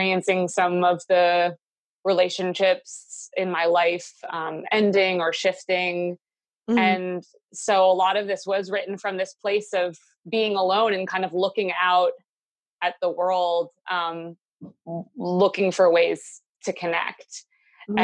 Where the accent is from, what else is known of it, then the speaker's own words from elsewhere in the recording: Williamstown, Massachusetts, United States; now in Chatham, United States; I grew up in Williamstown, Massachusetts, which is right on the border of New York